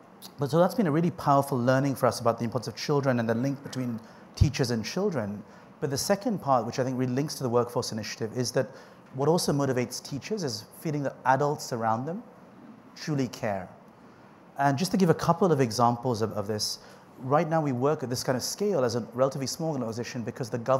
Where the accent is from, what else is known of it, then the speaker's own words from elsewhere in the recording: India; being Indian